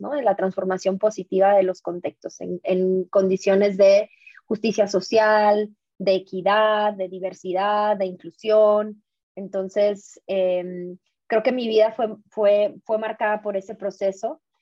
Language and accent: Spanish; San Luis Potosí, Mexico; moved away as an adult; also born or lived in Ciudad Juárez; now in Guadalajara, Mexico; yo vivo en Guadalajara, pero en realidad soy, siempre digo como, yo soy potosina de nacimiento, juarense de corazón y tapatía de, por convicción. ¿Y por qué? Porque, bueno, nací en San Luis Potosí, ahí obviamente ahorita todavía está toda mi familia